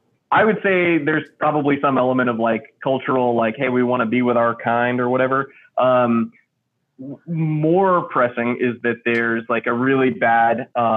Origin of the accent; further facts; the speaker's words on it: 2.5 hours west of Austin, rural Texas, United States; now in Austin, United States; So I'm not like from Austin. I grew up in the sticks, like 2.5 hours west of Austin. So I'm a kid from the country who finally came to the big city. So I didn't grow up here.